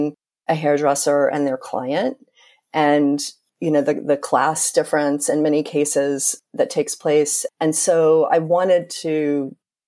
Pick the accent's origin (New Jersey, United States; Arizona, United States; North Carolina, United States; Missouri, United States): North Carolina, United States; I grew up in North Carolina and spent a lot of time in Winston-Salem